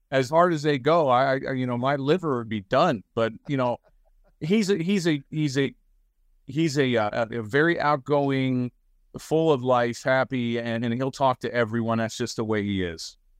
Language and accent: English; Baltimore, Maryland, United States; I grew up in Baltimore